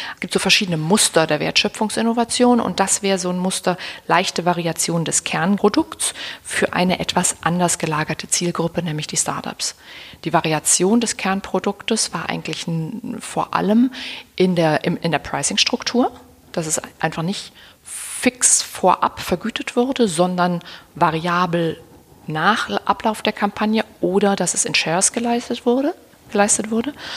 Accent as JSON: {"language": "German", "region": "Berlin", "country": "Germany"}